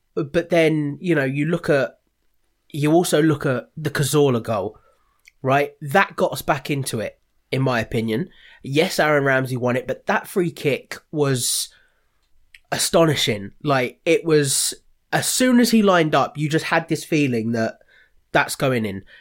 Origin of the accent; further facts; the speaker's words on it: Watford, East of England, United Kingdom; now in Ramsgate, United Kingdom; I'm from Watford